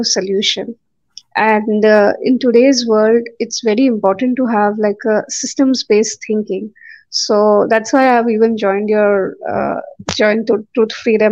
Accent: India; moved away as an adult; now in Germany; I'm originally from India, but I moved to Germany almost 7 years ago now

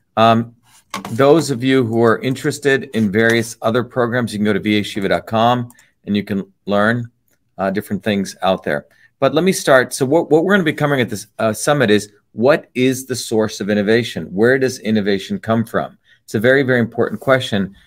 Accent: Newark, New Jersey, United States; also born or lived in Cambridge, Massachusetts; as a 14 year old kid growing up in Newark, New Jersey

